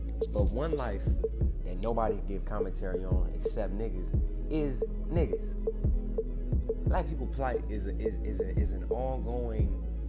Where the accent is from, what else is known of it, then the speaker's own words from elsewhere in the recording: Bel Air, California, United States; Just because I grew up in Bel Air, just because I dress a certain way or I talk a certain way, that's not adequate to be accepted into y'all society.